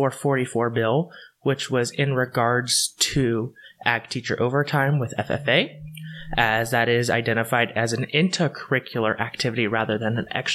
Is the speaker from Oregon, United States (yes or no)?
yes; Hood River, Oregon, United States; I grew up in Hood River, and then I moved further east into true Eastern Oregon. My family has been involved in Oregon since its founding.